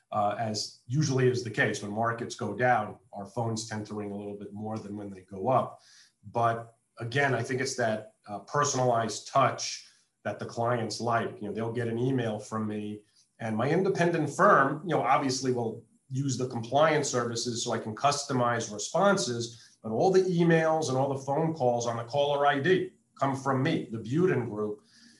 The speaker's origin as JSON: {"language": "English", "region": "East Coast", "country": "United States", "tie": "born or raised there", "moved": "as an adult", "lives_now": "Las Vegas, United States"}